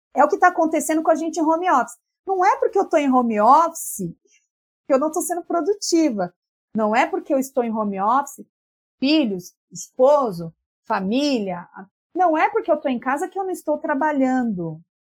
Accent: São Paulo, Brazil; a gente é muito paulistana

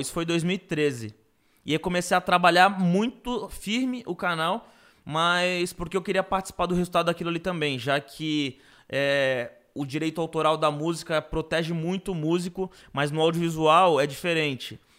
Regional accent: Guarujá, São Paulo, Brazil; now in São Paulo, Brazil; quando eu morava no Gorujá, quando eu cresci no Gorujá

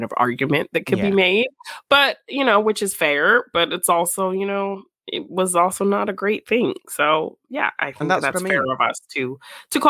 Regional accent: United States; I'm not an American, but I am American raised for a big chunk of my life

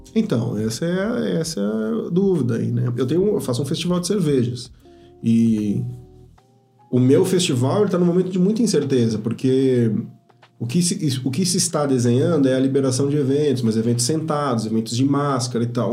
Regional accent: São Paulo, Brazil; moved away as an adult; now in Ribeirão Preto, Brazil; eu cresci, minha vida inteira foi em São Paulo

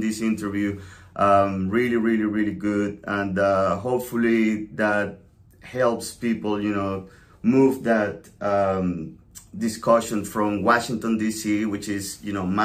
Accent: Venezuela; now in United States; I was a little blonde kid growing up in Venezuela.

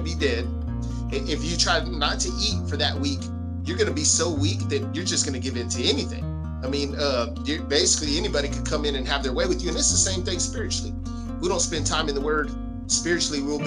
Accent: Goliad, Texas, United States; my hometown praising God

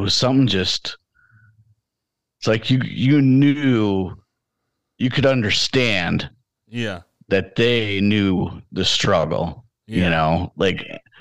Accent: Chicago, Illinois, United States; growing up in Chicagoland

